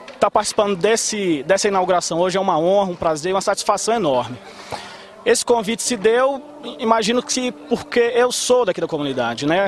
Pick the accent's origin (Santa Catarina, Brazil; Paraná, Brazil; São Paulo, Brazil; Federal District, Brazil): Federal District, Brazil; Ceilândia; Nasci e cresci aqui no Penorte